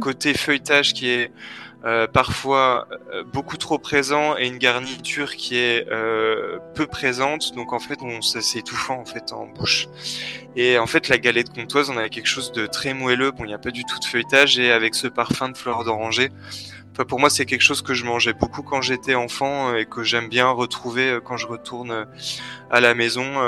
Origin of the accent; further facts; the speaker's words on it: Besançon, Bourgogne-Franche-Comté, France; now in Switzerland; je viens de Franche-Comté, exactement de, Besançon